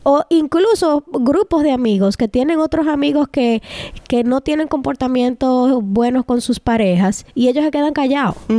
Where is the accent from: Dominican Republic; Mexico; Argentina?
Dominican Republic; moved away; tenemos un privilegio en República Dominicana porque nacimos allá, pero aquí como inmigrantes